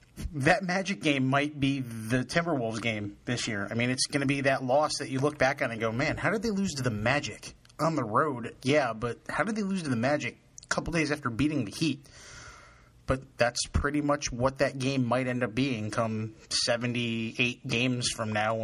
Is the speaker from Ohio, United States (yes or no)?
no; New York City, New York, United States; I grew up in New York City area, and the Knicks were the team.